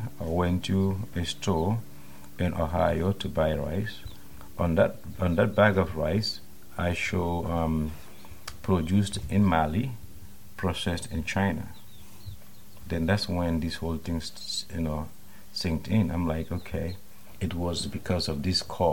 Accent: Bansang, Central River, Gambia; moved away as an adult; also born or lived in United States; I was born in 1978 in Bansang. That's about 280 kilometers from the capital, Banjul. I was born to farmers

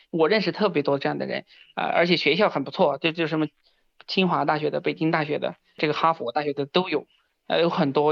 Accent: Sichuan, China; 我是九四年出生的，老家是四川大凉山这边的一个小山村嘛

